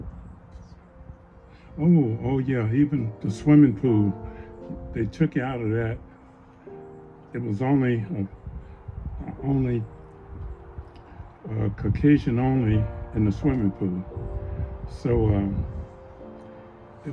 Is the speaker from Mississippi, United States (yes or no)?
yes; Mississippi Delta, United States; also born or lived in California; now in Anchorage, United States; I grew up in the Mississippi Delta of Mississippi